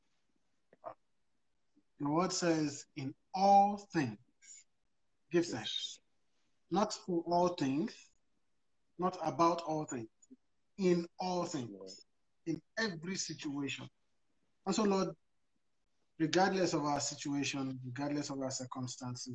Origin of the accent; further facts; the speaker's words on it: Nigeria; moved away as an adult; now in Canada; I'm very Nigerian, yeah. I haven't been here too long.